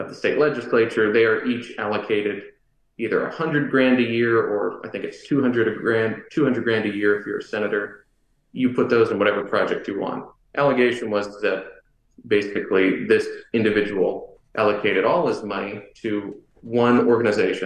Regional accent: Collin County, North Texas, United States; moved away; North Texas, I grew up primarily in Collin County, which is just north of Dallas.

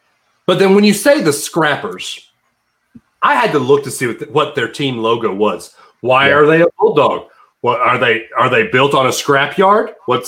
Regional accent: Huntsville, Alabama, United States; we are both from the Rocket City.

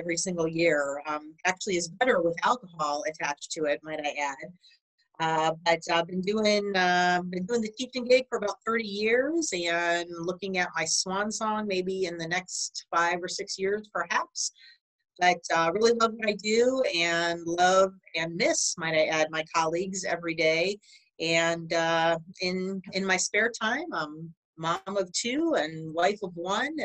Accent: Cleveland, Ohio, United States; my hometown of Cleveland, Ohio

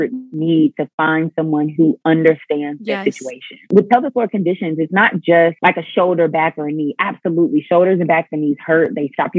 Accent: Pensacola, Florida, United States; moved away as an adult; I started to have a passion for my hometown

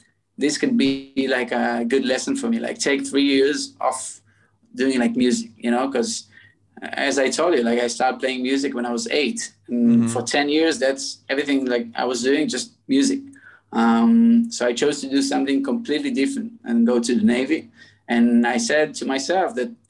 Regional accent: Tel Aviv, Tel Aviv District, Israel; I was born in Tel Aviv.

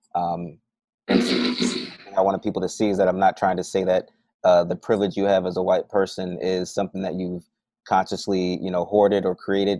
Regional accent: Philadelphia, Pennsylvania, United States; moved away as an adult; also born or lived in New Orleans, Louisiana / Michigan; I grew up in Philly mostly

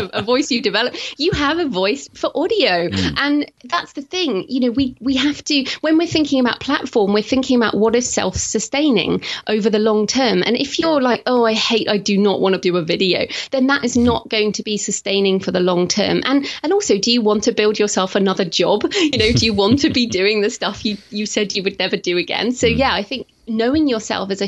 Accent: United Kingdom; accent: British; being British

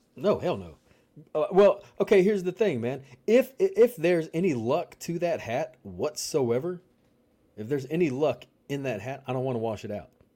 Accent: Louisiana, United States; growing up in Louisiana

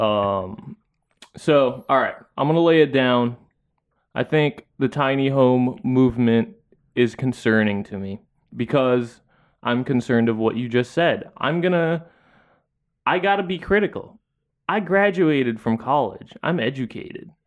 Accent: Philippines; now in United States; as a Filipino person back there

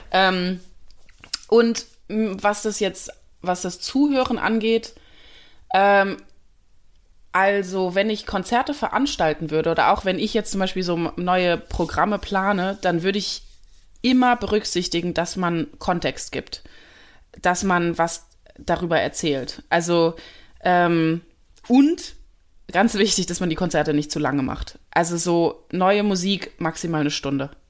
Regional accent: Germany; so ich bin Deutsche, kann ich auch nichts ändern, mein Akzent ist da, sorry.

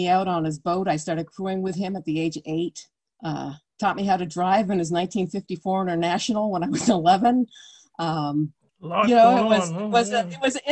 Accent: Cape Cod, Massachusetts, United States; I was raised on Cape Cod in the 60s and 70s

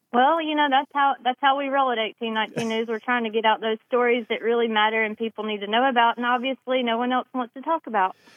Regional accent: Randolph County, Alabama, United States; this is super close to my hometown in Randolph County

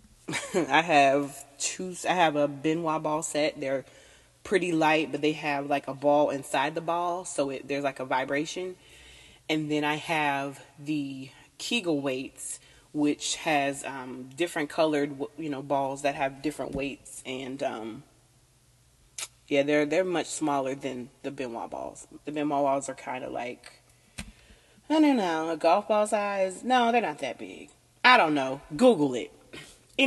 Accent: Southern United States, United States; I'm from the Southern United States

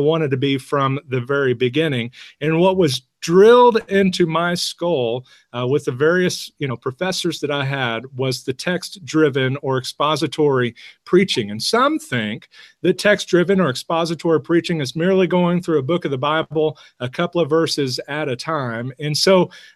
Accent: California, United States; I'm from California

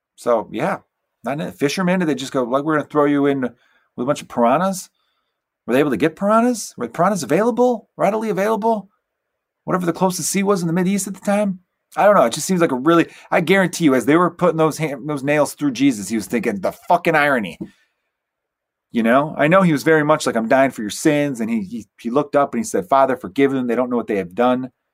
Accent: Chicago, Illinois, United States; I'm from Chicago, and it's very cold here, too

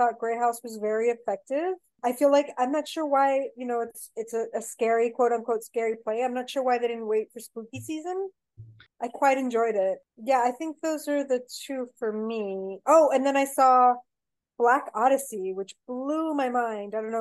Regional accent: San Miguel de Allende, Guanajuato, Mexico; first language Spanish; English is a second language; moved away; also born or lived in Texas; I grew up in a town in Mexico called San Miguel de Allende

